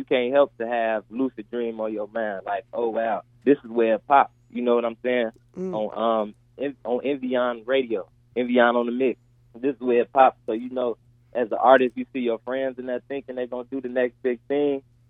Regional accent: Chicago, Illinois, United States; being a Chicago, south suburb native, Chicago native, Chicagoland native

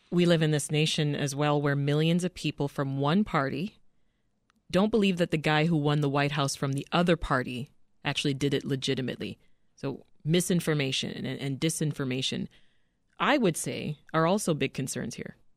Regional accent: Canada; now in United States; I'm Canadian, and uh, I remember just being saturated by U.S. programming while living in Canada.

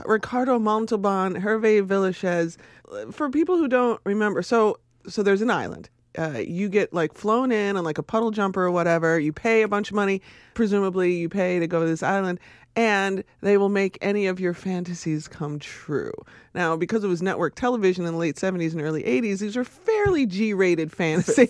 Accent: Chicago, Illinois, United States; I was born in Inglewood

